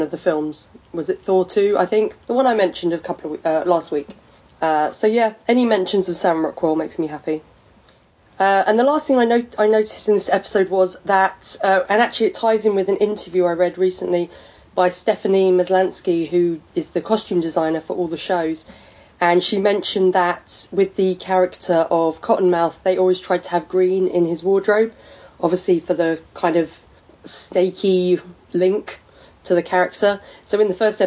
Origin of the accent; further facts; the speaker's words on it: England, United Kingdom; I'm English